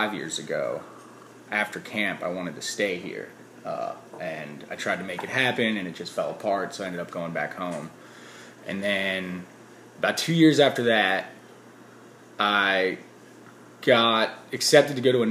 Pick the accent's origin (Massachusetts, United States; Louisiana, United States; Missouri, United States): Louisiana, United States; New Orleans; now in Asheville, United States; I'm from New Orleans, Louisiana.